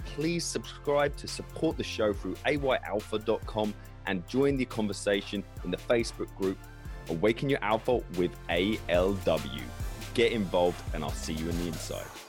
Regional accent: England, United Kingdom; I am English

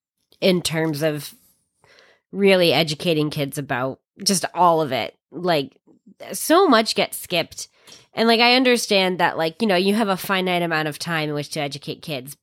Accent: Maine, United States; as a, you know, white kid growing up in rural Maine

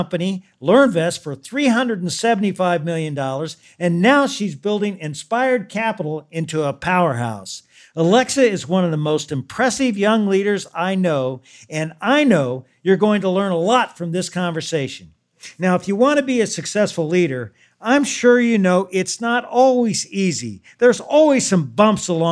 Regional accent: Louisville, Kentucky, United States; I'm from Louisville

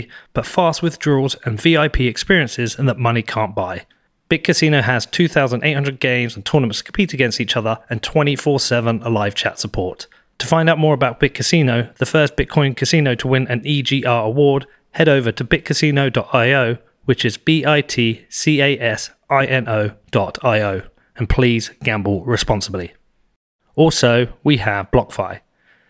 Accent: United Kingdom; I'm British

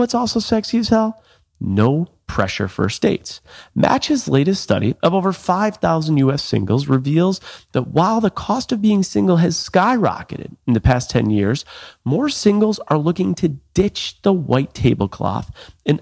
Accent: Buffalo, New York, United States; moved away as an adult; also born or lived in Seattle; I grew up in Buffalo, New York

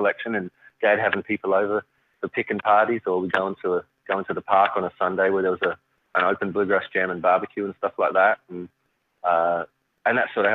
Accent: Adelaide, South Australia, Australia; moved away; I'm from Adelaide, which is right down south central coast of Australia

